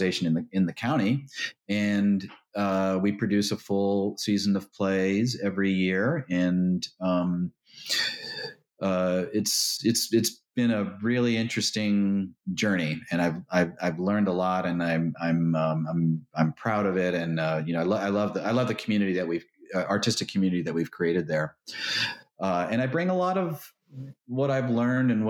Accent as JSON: {"language": "English", "town": "Hoboken", "region": "New Jersey", "country": "United States", "tie": "born or raised there", "said": "my hometown, Hoboken, New Jersey"}